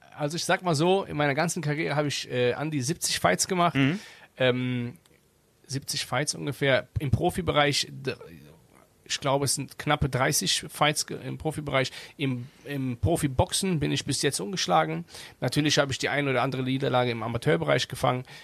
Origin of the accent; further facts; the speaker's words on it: Germany; klar bin ich hier aufgewachsen in Deutschland